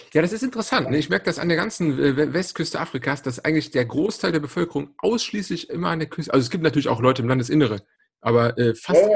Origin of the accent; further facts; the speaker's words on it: Cologne, North Rhine-Westphalia, Germany; als Kölner